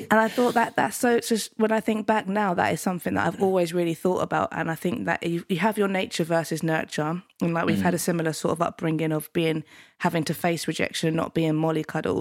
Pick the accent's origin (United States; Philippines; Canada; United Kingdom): United Kingdom; London; also born or lived in Penge, London; So I started off in Deptford and New Cross, and then moved to Penge by the station